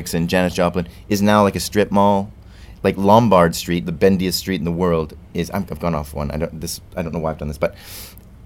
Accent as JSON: {"language": "English", "town": "Calgary", "region": "Alberta", "country": "Canada", "tie": "born or raised there", "moved": "as an adult", "lives_now": "United Kingdom", "said": "Calgary, my hometown"}